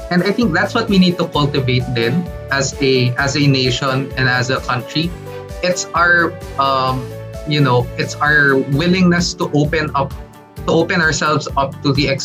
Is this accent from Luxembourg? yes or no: no; Philippines; identity as a Filipino.